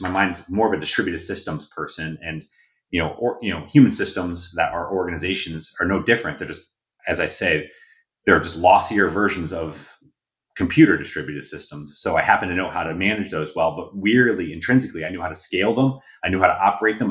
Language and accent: English; Connecticut, United States; I grew up in Connecticut, in farm country Connecticut.